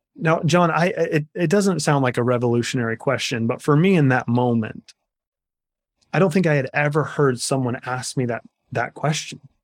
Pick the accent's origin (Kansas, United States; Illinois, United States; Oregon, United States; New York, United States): Kansas, United States; I'm a Kansas farm boy at heart. I grew up in the Midwest